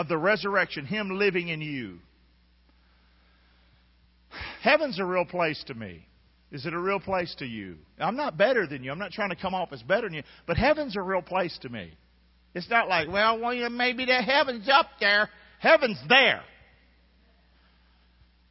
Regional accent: Rockingham, North Carolina, United States; I grew up in Rockingham.

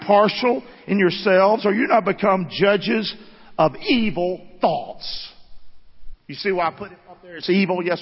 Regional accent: Rockingham, North Carolina, United States; I grew up in Rockingham, North Carolina.

